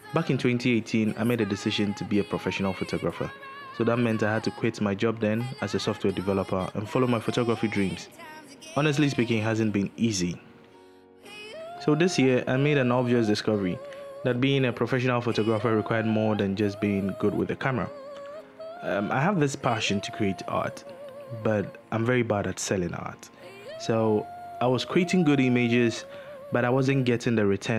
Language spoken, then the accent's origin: English; Takoradi, Western Region, Ghana; moved away as an adult; also born or lived in Accra; I'm from Takrady